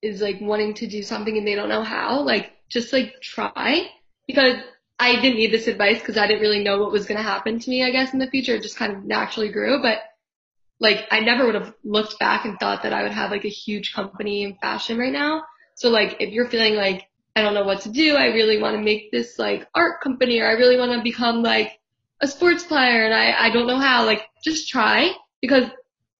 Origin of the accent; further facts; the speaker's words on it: Philadelphia, Pennsylvania, United States; we're both from Philly, both went to camps